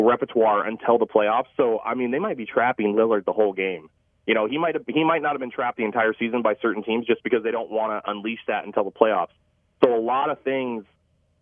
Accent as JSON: {"language": "English", "region": "West Coast", "country": "United States", "said": "I'm from the West Coast"}